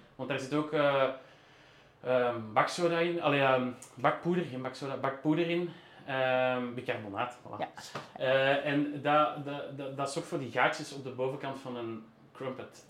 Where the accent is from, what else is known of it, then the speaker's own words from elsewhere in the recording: Flemish Brabant, Flanders, Belgium; also born or lived in Brussels; Ik ben ook wel geboren in Brussel, maar ik heb altijd in de rand gewoond.